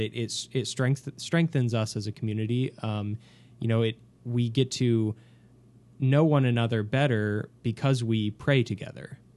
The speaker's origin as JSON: {"language": "English", "town": "Home", "region": "Kansas", "country": "United States", "said": "I'm originally from a small, small farming town in, uh, in Kansas called Home"}